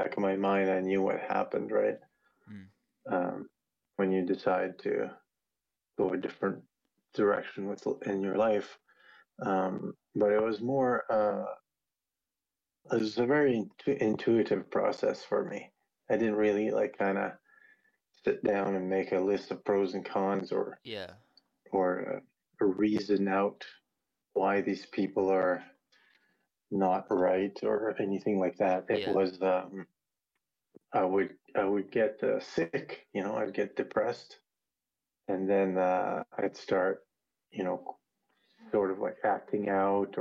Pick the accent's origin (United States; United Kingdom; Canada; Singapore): Canada; the Maritimes; moved away as an adult; also born or lived in Vancouver, British Columbia; now in British Columbia Interior, Canada; I'm from the Maritimes in Canada, so that's East Coast Canada